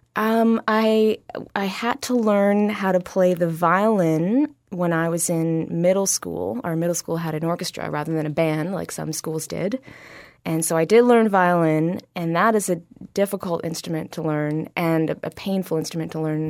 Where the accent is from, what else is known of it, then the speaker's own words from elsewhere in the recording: Ottawa, Ontario, Canada; now in Toronto, Canada; I grew up in Ottawa, Ontario